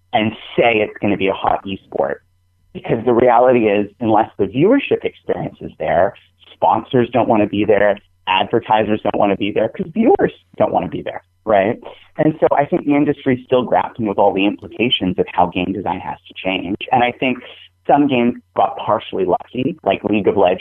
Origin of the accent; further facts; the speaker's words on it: New England, United States; I'm from New England